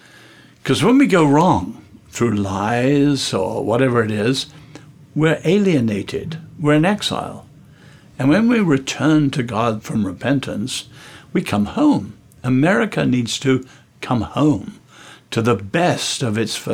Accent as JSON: {"language": "English", "region": "England", "country": "United Kingdom", "said": "I'm English"}